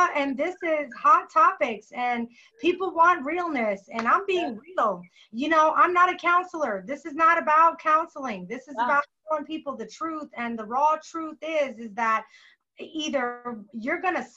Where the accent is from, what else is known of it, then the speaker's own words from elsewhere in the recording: Florida, United States; moved away; I'm originally from Florida.